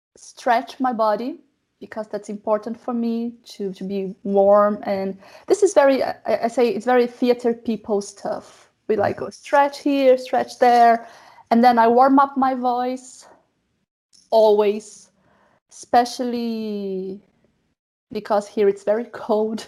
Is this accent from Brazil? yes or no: yes; Brazil; moved away as an adult; now in Germany; I am a new immigrant because I live in Germany. I'm from Brazil.